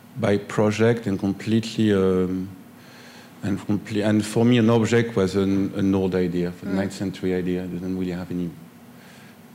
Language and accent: English; Grenoble, Auvergne-Rhône-Alpes, France; moved away; I grew up in Grenoble, and I went to the art school there in Grenoble